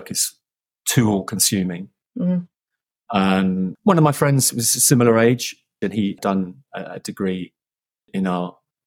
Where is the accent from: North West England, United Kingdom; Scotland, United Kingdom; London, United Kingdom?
London, United Kingdom; I am a Londoner. I've been brought up in the outskirts of London, the suburbs